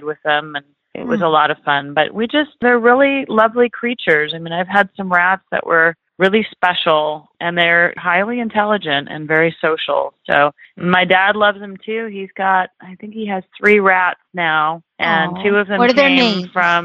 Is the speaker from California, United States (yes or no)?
yes; Central Coast of California, United States; I was able to grow up in a beautiful place in the Central Coast of California and on the ocean.